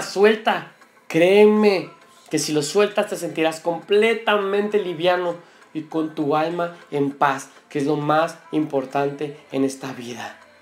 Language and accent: Spanish; Mexico; Como los mexicanos decimos